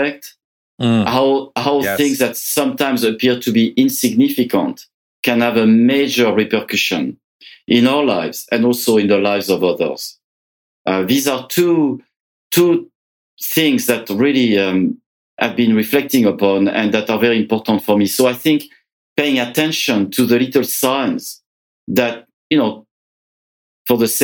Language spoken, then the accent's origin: English; France; moved away as an adult; now in Canada; I was born in France. I came to Canada about 30 years ago